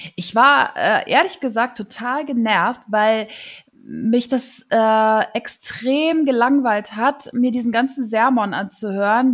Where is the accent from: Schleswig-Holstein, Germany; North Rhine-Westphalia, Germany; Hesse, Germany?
North Rhine-Westphalia, Germany; Neuss; moved away as an adult; also born or lived in Mönchengladbach / Zons / Cologne; now in Kiel, Germany; Ich äh, bin groß geworden in Neuss